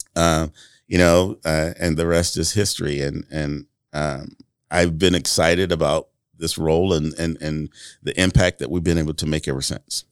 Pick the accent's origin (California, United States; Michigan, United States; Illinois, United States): Michigan, United States; Flint; moved away as an adult; now in Marion, United States; growing up in Flint, Michigan